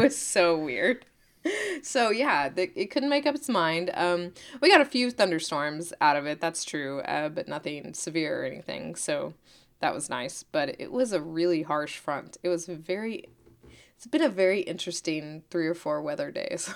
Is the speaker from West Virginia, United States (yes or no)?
no; Oklahoma, United States; I'm from Oklahoma